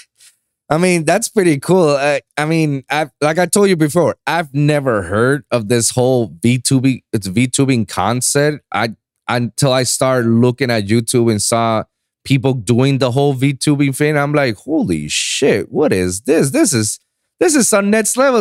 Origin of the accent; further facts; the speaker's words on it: Puerto Rico; moved away as an adult; now in Miami, United States; I was born and raised in Puerto Rico, and I went my whole life into a American school that's set in Puerto Rico